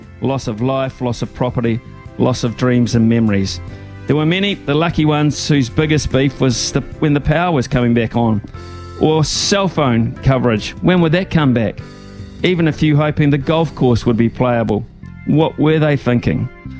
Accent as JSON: {"language": "English", "region": "Wellington", "country": "New Zealand", "tie": "born or raised there", "moved": "yes", "lives_now": "Hawke's Bay, New Zealand", "said": "growing up in Wellington"}